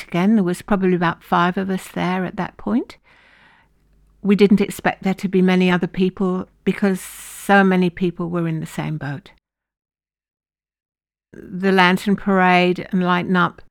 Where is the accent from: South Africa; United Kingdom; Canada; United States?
United Kingdom; now in Lismore, Australia; being British